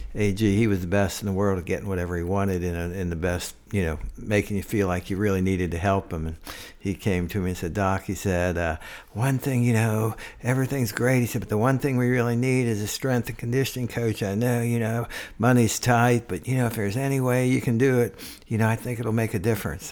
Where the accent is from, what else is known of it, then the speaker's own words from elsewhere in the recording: Cincinnati, Ohio, United States; also born or lived in Central Virginia; now in Johnson City, United States; I'm from Cincinnati